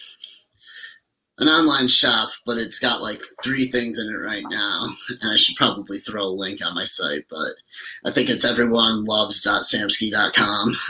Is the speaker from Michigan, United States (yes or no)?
yes; Lansing, Michigan, United States; it's my hometown.